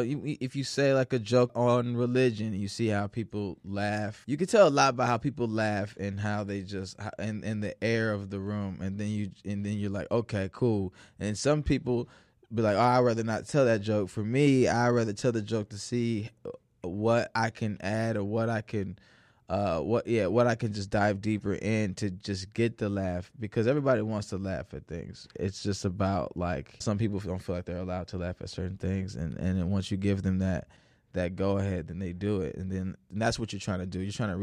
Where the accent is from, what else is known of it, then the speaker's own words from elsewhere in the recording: Chicago, Illinois, United States; also born or lived in St. Louis; I was born in St. Louis until I was about 7 years old, and then I was forced to move because I was a child. I did not have a say. And we came to Chicago, and then we moved out to the suburbs right after that.